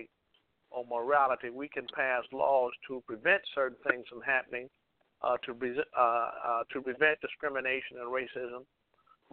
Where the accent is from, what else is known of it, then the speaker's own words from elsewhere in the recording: Chicago, Illinois, United States; moved away as an adult; I'm actually from Chicago. I spent the first 27 years of my life in Chicago, born in 1957.